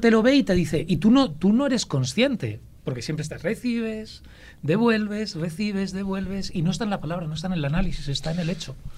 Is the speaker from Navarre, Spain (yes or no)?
no; Ávila, Castile and León, Spain; also born or lived in Madrid / Salamanca; nací en Madrid y luego me crié en Ávila